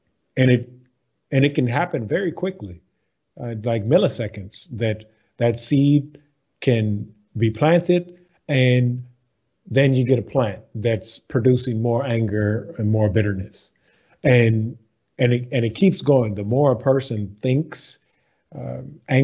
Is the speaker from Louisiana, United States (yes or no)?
yes; Baton Rouge, Louisiana, United States; I am from the States. So I'm from Baton Rouge, Louisiana.